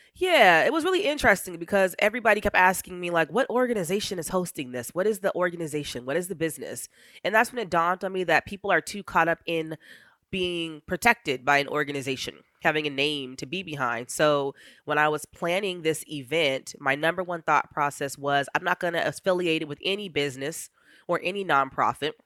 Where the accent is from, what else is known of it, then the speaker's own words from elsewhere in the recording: Eagle River, Alaska, United States; I was raised in Eagle River